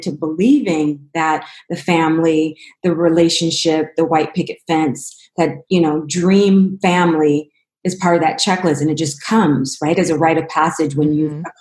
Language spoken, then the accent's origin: English; Los Angeles, California, United States; also born or lived in Cleveland, Ohio / Denver, Colorado; I'm originally from Cleveland, Ohio, where I lived till I was six years old, but I grew up predominantly in Los Angeles and Denver